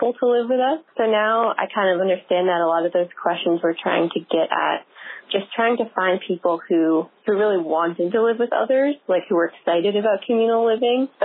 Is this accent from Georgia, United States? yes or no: no; Ann Arbor, Michigan, United States; my hometown of Ann Arbor, Michigan